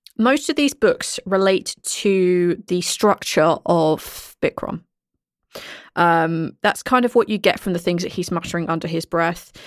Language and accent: English; United Kingdom; I'm the British one.